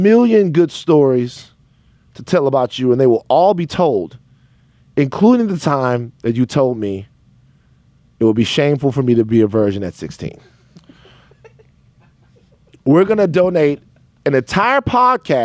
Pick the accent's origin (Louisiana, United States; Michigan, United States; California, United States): Louisiana, United States; Baton Rouge; When I was growing up in Baton Rouge